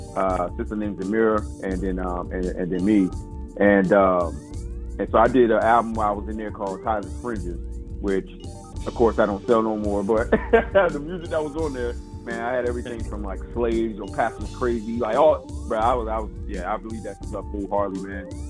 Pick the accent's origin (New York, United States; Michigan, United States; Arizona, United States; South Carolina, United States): South Carolina, United States; I'm originally from South Carolina